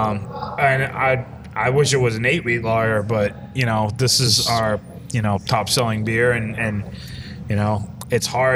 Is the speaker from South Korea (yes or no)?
no; Maine, United States; moved away; the word wicked is associated with my home state